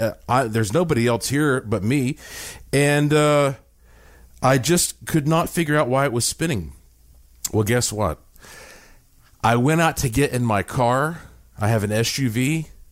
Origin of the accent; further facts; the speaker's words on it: Asheville, North Carolina, United States; When I was born in Asheville, North Carolina, in the heart of the Blue Ridge Mountains, I was born with quite a heritage because my family on both sides uh, have been in Western North Carolina for hundreds of years.